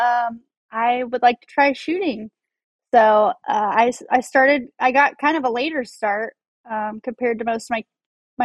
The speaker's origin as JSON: {"language": "English", "town": "Colorado Springs", "region": "Colorado", "country": "United States", "tie": "born or raised there", "said": "I grew up in Colorado Springs, Colorado"}